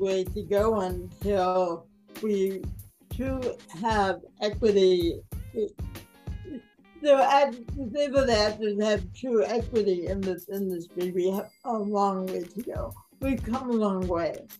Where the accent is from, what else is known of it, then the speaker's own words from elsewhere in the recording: Oak Park, Illinois, United States; I grew up in Oak Park, Illinois, and which is a suburb just west of Chicago